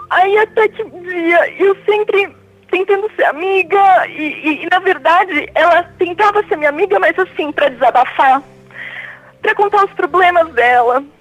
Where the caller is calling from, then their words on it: São Paulo, Brazil; Eu falo de São Paulo, Padre, capital.